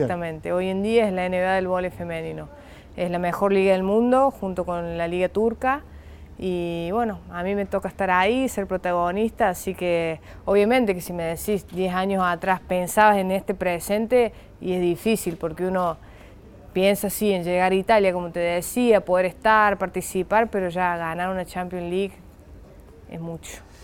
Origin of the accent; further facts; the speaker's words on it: Argentina; moved away; los argentinos nos caracterizamos por, remarla y mucho